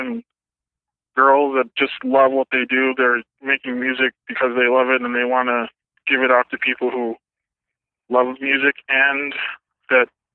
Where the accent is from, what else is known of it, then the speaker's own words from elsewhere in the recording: Tucson, Arizona, United States; I'm from Tucson, Arizona